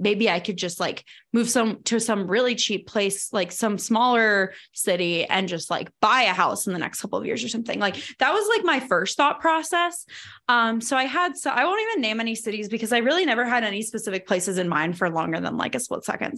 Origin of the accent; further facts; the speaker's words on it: Virginia, United States; moved away as an adult; also born or lived in Arlington, Virginia; now in Denver, United States; from growing up in Virginia and then from going to school in Virginia